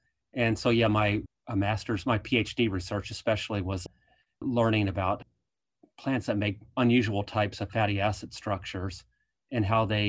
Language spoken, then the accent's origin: English; Virginia, United States; So I grew up in Eastern Virginia on a dairy farm, and we later shifted to growing corn and soybeans.